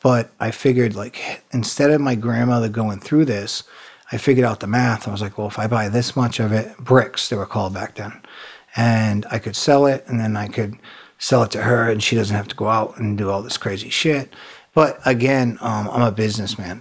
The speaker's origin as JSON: {"language": "English", "town": "Providence", "region": "Rhode Island", "country": "United States", "tie": "born or raised there", "also_born_or_lived": "North Carolina", "moved": "yes", "said": "I grew up in Providence, Rhode Island up there, a real small state"}